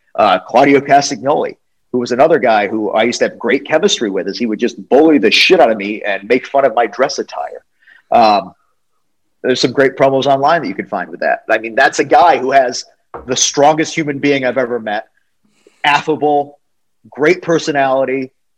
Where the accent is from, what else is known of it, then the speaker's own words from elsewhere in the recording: New England, United States; now in Atlanta, United States; I grew up in New England, which is, um, you know, Connecticut, New York, all that stuff